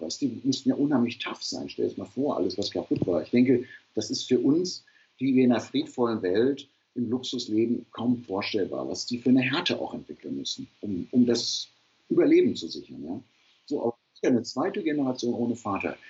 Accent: Ruhr area, North Rhine-Westphalia, Germany; Ich komme aus dem Ruhrpott

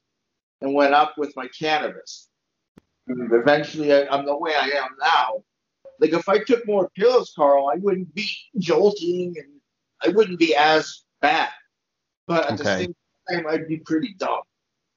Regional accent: Montreal, Quebec, Canada; now in Alberta, Canada; I'm from Montreal

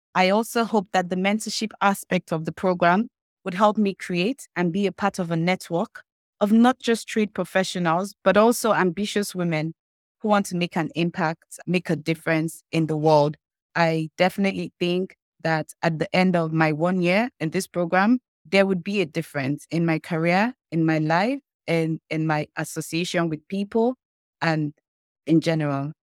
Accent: eastern Nigeria, Nigeria; I'm from the eastern part of Nigeria.

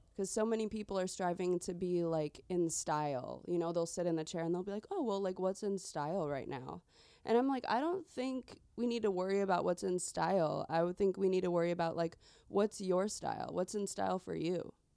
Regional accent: Chicagoland suburbs, Illinois, United States; born and raised in the Chicagoland suburbs

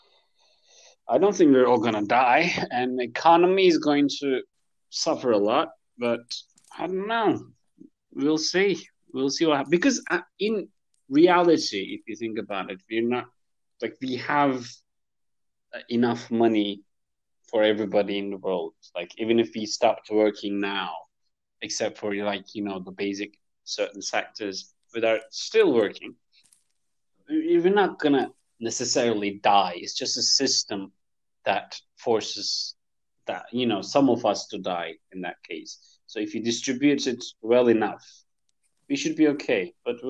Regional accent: Sivas, Sivas Province, Turkey; now in Istanbul, Turkey; Central Anatolia

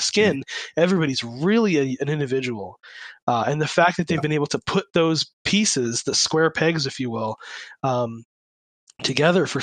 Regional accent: Kitchener, Ontario, Canada; Kitchener, my hometown

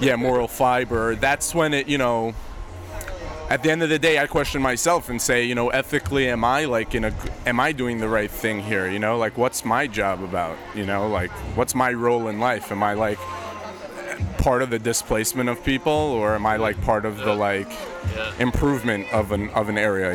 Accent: New York City, New York, United States; also born or lived in Brooklyn, New York; I'm originally from Queens, but I've been in Brooklyn now since 2007, 2006 maybe

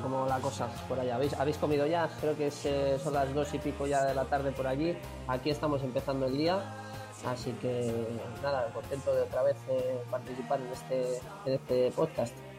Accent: Bilbao, Basque Country, Spain; como somos de Bilbao también

